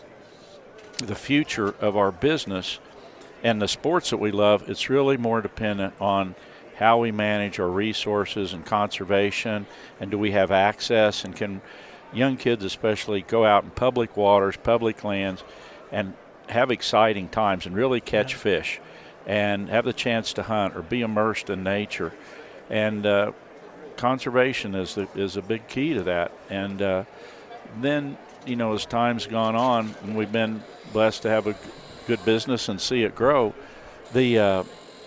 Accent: the Ozarks, Missouri, United States; I grew up in the Ozarks, and the area where I grew up was referred to as the float fishing capital of the world

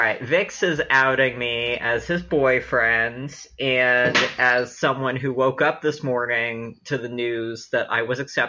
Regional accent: San Francisco, California, United States; I'm was born and raised in San Francisco. My parents are sort of agnostic-y, spiritual, not religious, California-ass

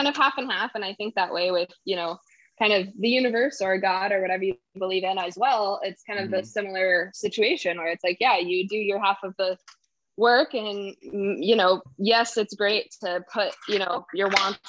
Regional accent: Santa Fe, New Mexico, United States; moved away as an adult; now in Los Angeles, United States; And then when I was 18, I moved to music school in LA. So I moved from Santa Fe, New Mexico, and moved to LA, and I went to AMDA.

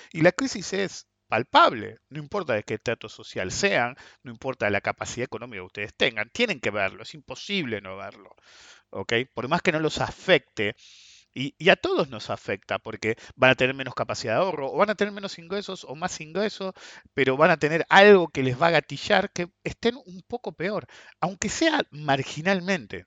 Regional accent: Argentina; soy ciudadano argentino, entonces estoy parado en Argentina.

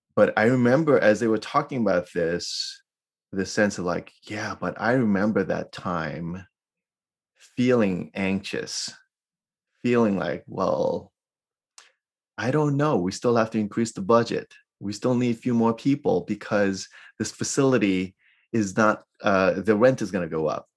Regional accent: New York City, New York, United States; now in Irvine, United States; I grew up in New York City, so I'm a city kid

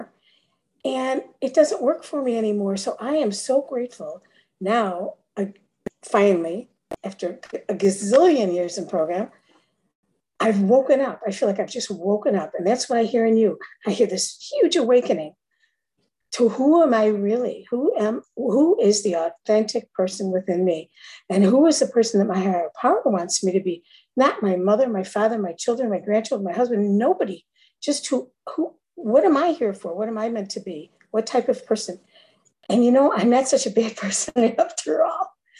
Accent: Chicago, Illinois, United States; now in Florida, United States; from Florida, originally Chicago

